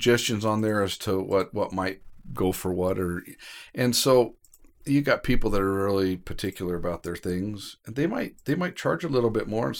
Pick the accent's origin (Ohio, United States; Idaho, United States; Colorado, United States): Idaho, United States; also born or lived in California; my parents had moved to California for a job. Mm-hmm. They had me, and at 3 months old, they moved back to Idaho.